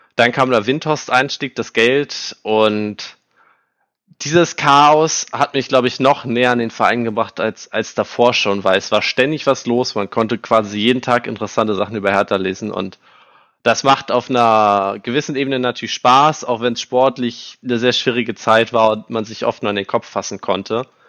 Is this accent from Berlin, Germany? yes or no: yes; Berlin, Germany; in Berlin geboren, habe mein ganzes bisheriges Leben auch in dieser absolut geilen Stadt verbracht